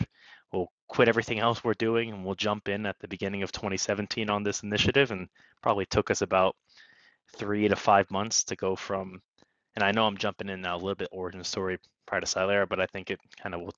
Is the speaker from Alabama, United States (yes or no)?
no; Bethlehem, Pennsylvania, United States; now in New York City, United States; I grew up in, anyone knows Bethlehem, Pennsylvania, I'll shout out there for it, but not too far away from where I am here in the New York City, in kind of Lehigh Valley area of Pennsylvania